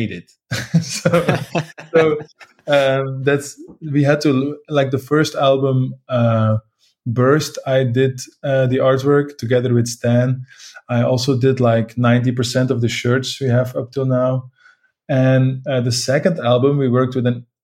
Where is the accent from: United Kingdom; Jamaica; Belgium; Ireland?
Belgium; Leuven region, Flanders; moved away as an adult; now in Ghent, Belgium; my parents live like 30 minutes from Leuven. So it's all, we're all from the Leuven scene